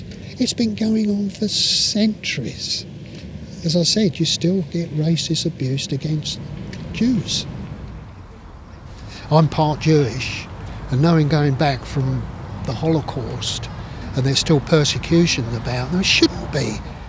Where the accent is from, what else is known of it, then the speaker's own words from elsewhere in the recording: London, United Kingdom; I grew up in the East End of London, and even back then I can remember when I was a kid playing on bomb damage throughout the London, and then watching it grow back up from rubble